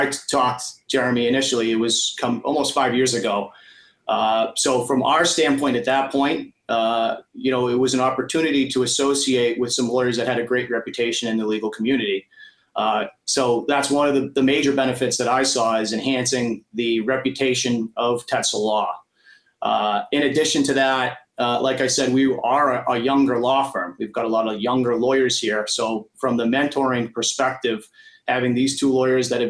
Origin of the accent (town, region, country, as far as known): Millbury, Massachusetts, United States; born or raised there